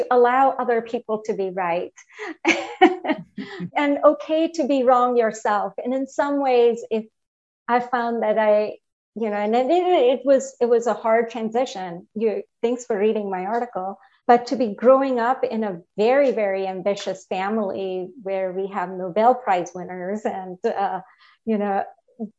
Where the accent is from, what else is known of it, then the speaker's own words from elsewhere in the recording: India; moved away as an adult; now in United States; I grew up in India, and I came here as an undergrad in college